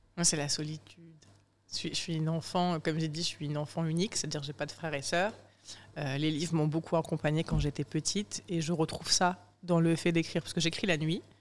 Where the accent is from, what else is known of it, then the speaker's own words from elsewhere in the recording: southern France, France; moved away as an adult; also born or lived in Morocco / Paris; je suis sudiste et parce que j'ai des parents ouvriers.